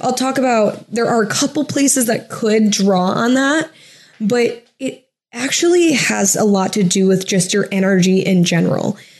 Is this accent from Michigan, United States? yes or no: yes; a suburb of Toledo in Michigan, United States; moved away as an adult; also born or lived in Huntington Beach, California / Oceanside, California / Irvine, California / Columbus, Ohio; now in California, United States; I'm from a suburb of Toledo that's in Michigan